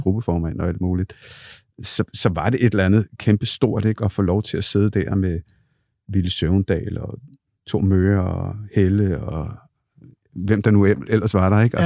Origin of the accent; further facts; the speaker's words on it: Copenhagen, Capital Region of Denmark, Denmark; jeg er født og opvokset på Bryggen